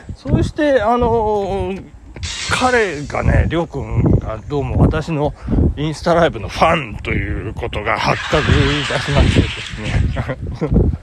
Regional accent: Japan; 私の地元は旭地区

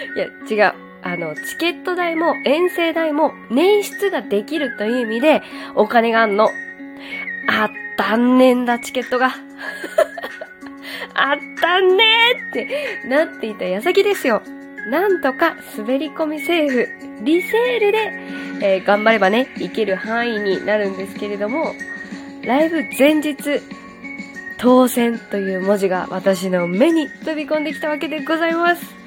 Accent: Kyushu, Japan; 九州出身なんで

